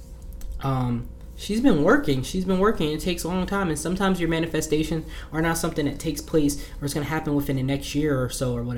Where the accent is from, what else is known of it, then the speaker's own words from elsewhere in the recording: New Jersey, United States; I'm from Jersey. We talk with our hands